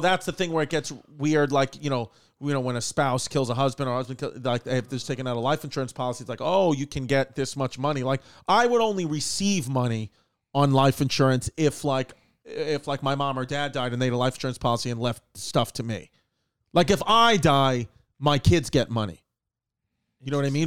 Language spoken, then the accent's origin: English; New York, United States; I'm a New Yorker